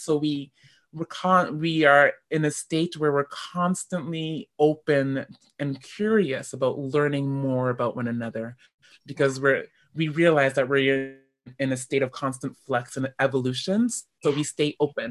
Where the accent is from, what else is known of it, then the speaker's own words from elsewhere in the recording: Canada; I am African Canadian